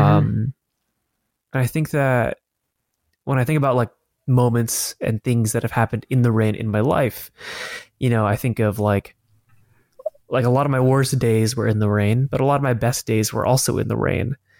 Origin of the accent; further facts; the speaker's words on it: Colorado, United States; moved away; also born or lived in Los Angeles, California; growing up in Colorado and even in L